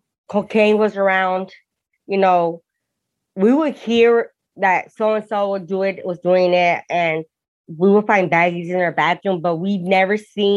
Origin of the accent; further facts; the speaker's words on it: Hawthorne, California, United States; also born or lived in Torrance, California; I was born in Torrance, but raised in Hawthorne.